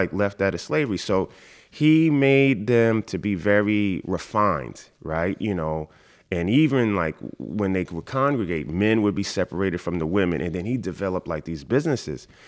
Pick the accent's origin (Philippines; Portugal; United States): United States; New York City, New York; I grew up in Queens, Jamaica, Queens.